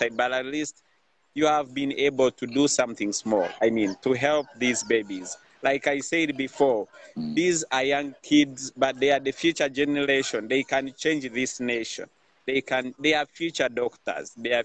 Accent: Kampala, Central Region, Uganda; I'm from Kampala, Uganda, from an orphanage called UCARE International

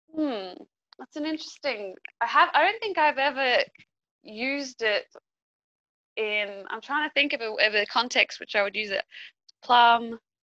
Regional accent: Australia; moved away as an adult; now in Peru; I live in Peru. I'm I'm Australian, but I've I've been living here for for five years

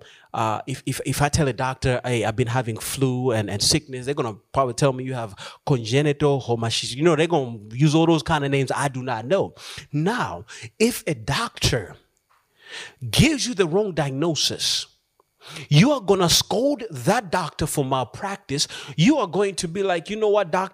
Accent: Malawi; moved away; also born or lived in Philippines; I decided to go back home to Malawi, my home country

